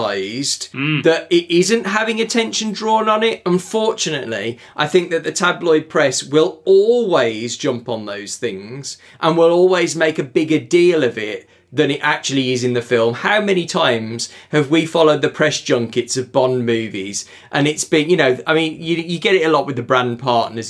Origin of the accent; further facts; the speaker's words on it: United Kingdom; we're British